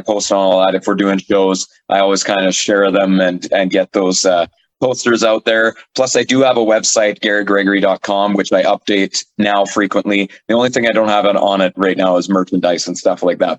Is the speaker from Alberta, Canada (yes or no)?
yes; Hanna, Alberta, Canada; So I guess I was born and raised in Hanna, Alberta. I actually still live in Hanna, Alberta